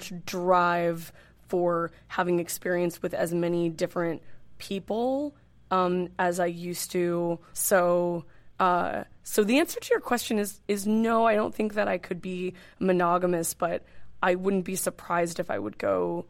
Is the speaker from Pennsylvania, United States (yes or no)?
no; Northern California, United States; moved away as an adult; now in New York City, United States; I grew up in Northern California, mm-hmm. And lived in Northern California most of my life. I've been in New York City for 6 years.